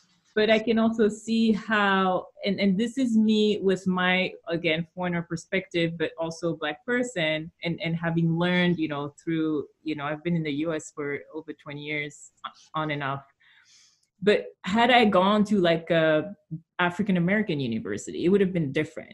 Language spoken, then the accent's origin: English; Belgium; English is a second language; moved away as an adult; I'm a foreigner. So I'm from Belgium